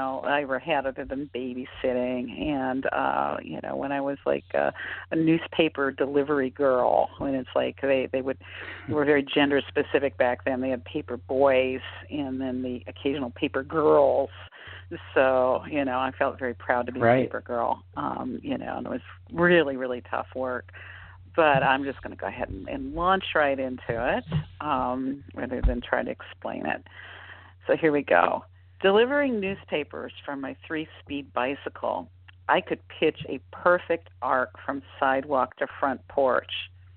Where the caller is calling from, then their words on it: Tacoma, Washington, United States; I'm calling from Tacoma, Washington.